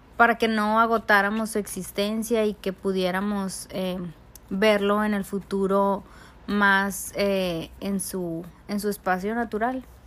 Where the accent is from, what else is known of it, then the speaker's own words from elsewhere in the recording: Mexico City, Mexico; mi familia y yo somos de la Ciudad de México